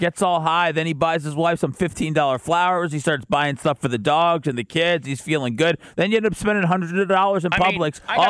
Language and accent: English; Florida, United States; I'm from Florida.